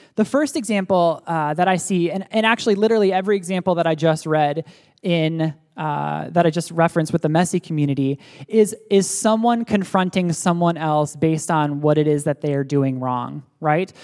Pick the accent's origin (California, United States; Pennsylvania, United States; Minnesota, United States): Pennsylvania, United States; State College; moved away; also born or lived in Pittsburgh, Pennsylvania; I was born in Pittsburgh, Pennsylvania, and then my family moved to State College, Pennsylvania